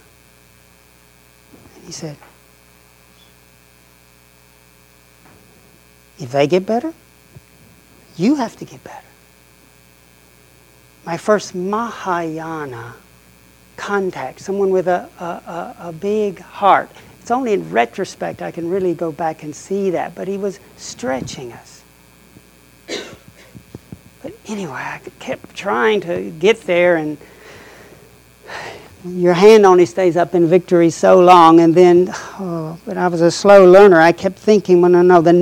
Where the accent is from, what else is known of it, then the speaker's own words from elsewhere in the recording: the Bible Belt, United States; moved away as an adult; also born or lived in Oxford, England; growing up in the Bible Belt